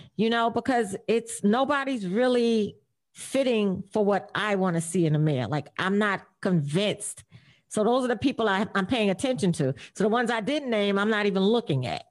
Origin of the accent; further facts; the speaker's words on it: New York City, New York, United States; I grew up in McKinley houses in the Bronx